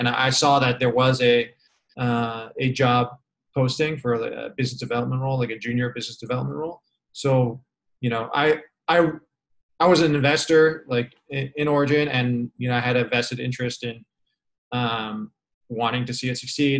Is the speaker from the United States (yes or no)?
yes; San Francisco, California, United States; I'm from San Francisco and I was living in San Francisco during this time